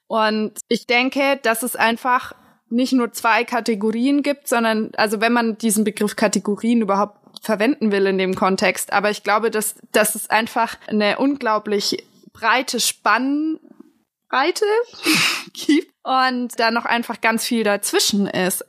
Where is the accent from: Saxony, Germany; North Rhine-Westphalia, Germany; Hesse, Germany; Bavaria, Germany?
Bavaria, Germany; Augsburg; ich komme halt auch aus Augsburg, also aus der Innenstadt